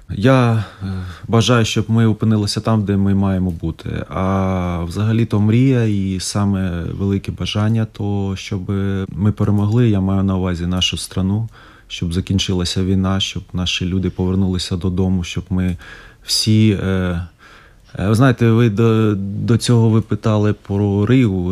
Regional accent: Ukraine; moved away as an adult; now in Riga, Latvia; нас всіх українців

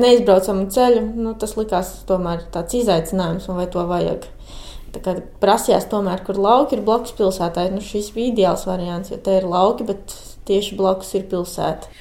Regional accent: Mārupa, Mārupa Municipality, Latvia; moved away as an adult; also born or lived in Tukums area; now in Pļaviņas, Latvia; Es arī esmu no Pierīgas, no Mārupas.

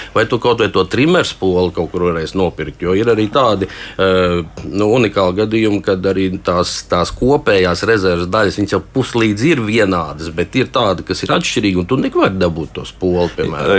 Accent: Latvia; es esmu no Latvijas

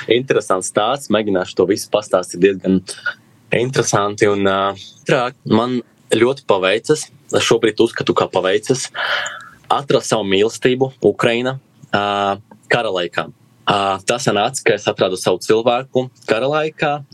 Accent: Ludza, Latgale, Latvia; now in Riga, Latvia; es esmu no Lūdzes, no Latvijas. Lūdzu, ir mana dzimtene, man ir 22 gadi. Šobrīd jau trešo gadu dzīvoju Rīgā

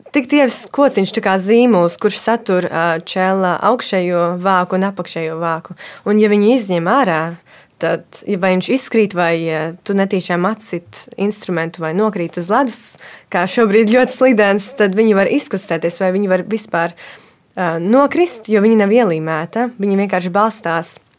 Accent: Dobele, Dobele Municipality, Latvia; Mēs um, uzaugām uh, Dobelē, es kopā ar māsu un brāli

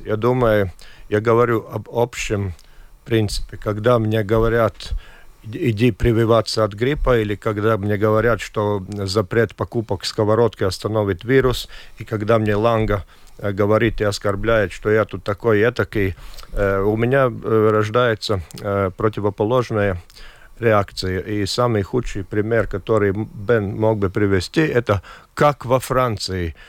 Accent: Latvia; какой я латыш, как гражданин

